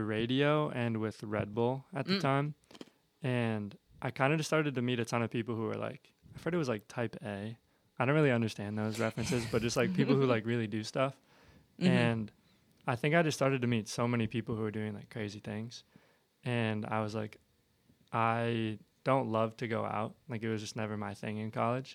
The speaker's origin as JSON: {"language": "English", "town": "Medina", "region": "Ohio", "country": "United States", "said": "we're all from Medina."}